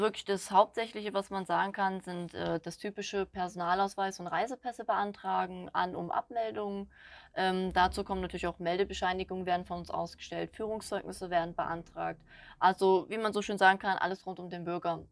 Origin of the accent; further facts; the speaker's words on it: Schwalmstadt, Hesse, Germany; moved away; ich komme gebürtig von Kassel oben, Schwalmstadt die Ecke